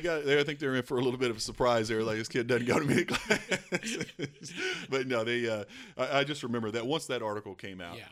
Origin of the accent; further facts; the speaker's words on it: Eastern Kentucky, United States; a kid growing up in Eastern Kentucky